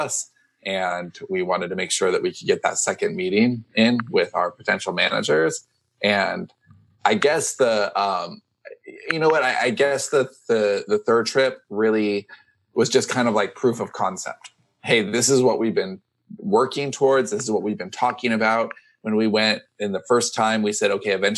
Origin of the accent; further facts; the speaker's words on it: Long Beach, California, United States; moved away; Long Beach instead of LAX, which is like my hometown